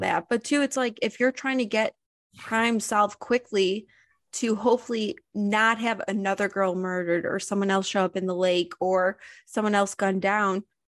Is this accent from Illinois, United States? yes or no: yes; Highland Park, Illinois, United States; I grew up in Highland Park